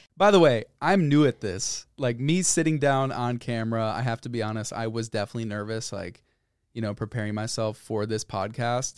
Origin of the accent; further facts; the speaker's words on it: Northbrook, Illinois, United States; moved away as an adult; also born or lived in Boulder, Colorado; I grew up in Northbrook, which is a suburb of Chicago.